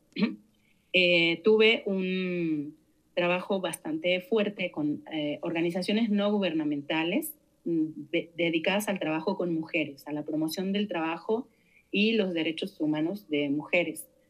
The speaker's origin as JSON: {"language": "Spanish", "region": "Santa Fe", "country": "Argentina", "tie": "born or raised there", "moved": "as an adult", "lives_now": "Mexico", "said": "nací en Argentina en el año 71, en, una pequeña ciudad de la provincia de Santa Fe. Eh, llegué a México a 18 años"}